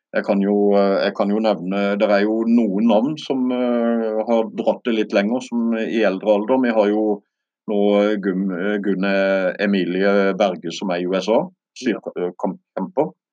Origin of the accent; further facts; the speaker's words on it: Birkenes, Agder, Norway; Birkenes kommune, der jeg kommer fra